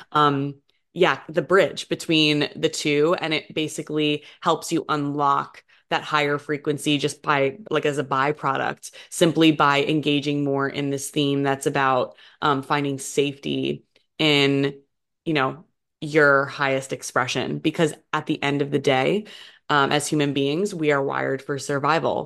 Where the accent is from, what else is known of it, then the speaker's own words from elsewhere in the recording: New Jersey, United States; moved away; I grew up over in New Jersey on the East Coast of the U S